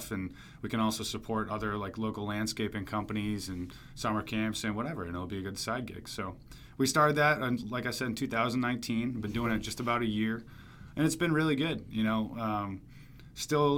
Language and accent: English; Laconia, New Hampshire, United States; also born or lived in Connecticut; now in Milford, United States; I'm from New Hampshire originally, from Laconia. And then so about the business, born and raised in New Hampshire, lived here pretty much my whole life